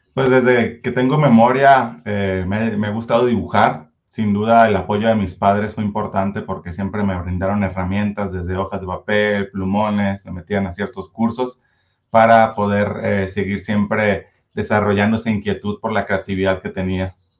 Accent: Culiacán, Sinaloa, Mexico; now in Zapopan, Mexico; yo soy originario de Culiacán, Sinaloa, pero ya tengo aquí mis 13 años viviendo en Zapopan

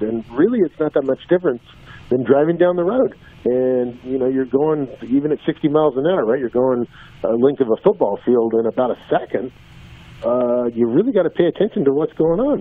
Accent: Southern California, United States; growing up in Southern California

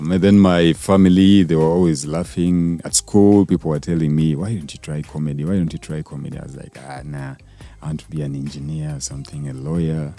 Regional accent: Kampala, Uganda; I grew up in uh, a place called Nakawa Quarters

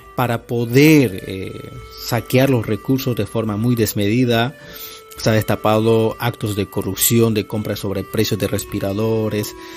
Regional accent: Bolivia; somos bolivianos

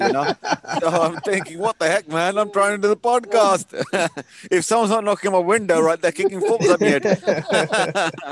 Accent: Wolverhampton, West Midlands, United Kingdom; I was born and bred in Wolverhampton

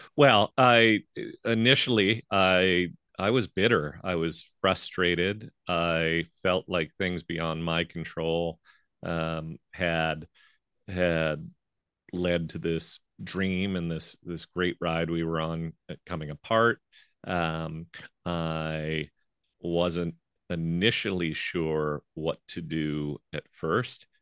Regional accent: St. Louis, Missouri, United States; moved away as an adult; I moved back to my hometown of Saint Louis, Missouri

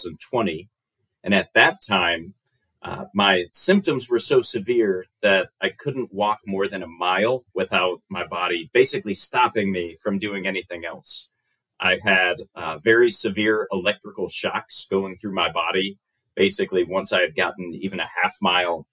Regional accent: United States; accent: American; my accent is quite different. It's an American accent

